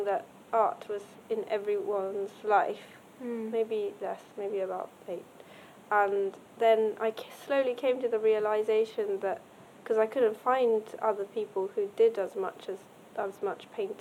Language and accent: English; Japan; I grew up in Japan